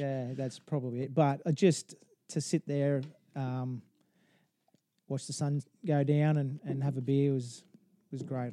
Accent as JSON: {"language": "English", "town": "Townsville", "region": "Queensland", "country": "Australia", "tie": "born or raised there", "also_born_or_lived": "Rockhampton", "said": "I, I born in Rockhampton, grew, moved to Townsville."}